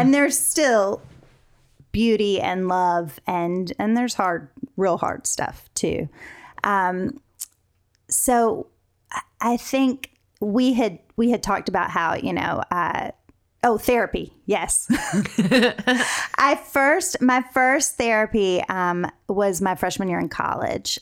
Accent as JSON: {"language": "English", "region": "North Carolina", "country": "United States", "tie": "born or raised there", "moved": "as an adult", "lives_now": "Los Angeles, United States", "said": "across the country from North Carolina Uh, so I grew up in the South"}